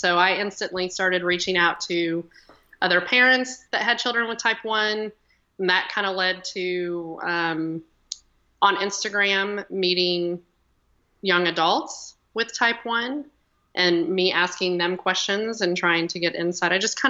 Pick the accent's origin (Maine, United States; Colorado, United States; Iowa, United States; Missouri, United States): Iowa, United States; now in Montgomery, Texas, United States; I am not originally from Texas. I am from Iowa, so I'm kind of the Midwestern Yankee.